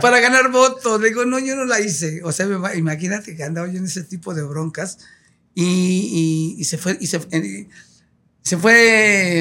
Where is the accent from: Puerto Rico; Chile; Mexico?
Mexico; Mexico City; also born or lived in Ciudad Altamirano, Guerrero; crecimos en la Ciudad de México, pero todos los, años pasábamos un mes en Ciudad de Altamirano.